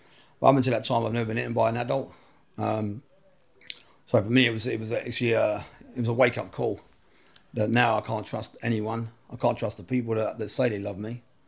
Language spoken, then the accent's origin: English; Camden Town, London, United Kingdom; I'm from Camden Town. I come from a single parent family, mum.